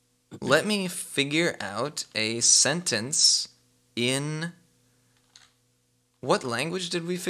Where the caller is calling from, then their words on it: United States; I'm calling from America.